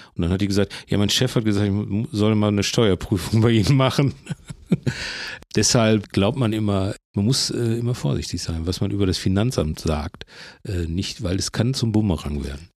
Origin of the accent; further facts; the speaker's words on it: Bochum, North Rhine-Westphalia, Germany; ich komme aus Bochum